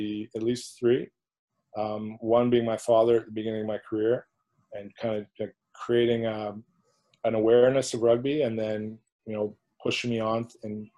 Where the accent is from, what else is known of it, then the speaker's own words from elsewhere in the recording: Squamish, British Columbia, Canada; moved away as an adult; also born or lived in Clermont-Ferrand, France; when I was a kid growing up in Squamish, it was always Kokanee.